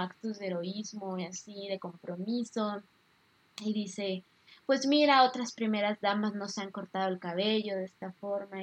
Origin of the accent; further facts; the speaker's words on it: Mexico; como mexicanos